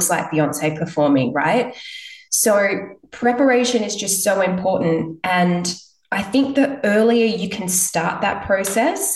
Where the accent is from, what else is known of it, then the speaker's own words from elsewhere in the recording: Perth, Western Australia, Australia; I'm from Perth